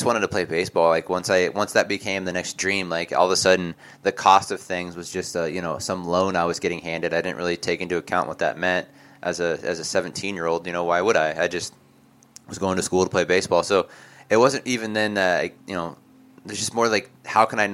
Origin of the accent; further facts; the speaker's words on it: Oregon, United States; I grew up in a tiny town of 15,000 people too.